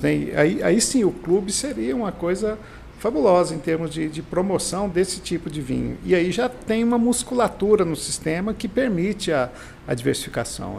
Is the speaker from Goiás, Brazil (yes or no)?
yes; Goiás, Brazil; eu venho do Vale do Araguaia